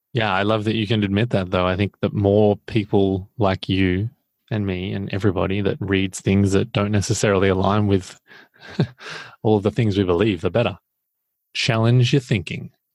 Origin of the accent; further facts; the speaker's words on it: Australia; as an Australian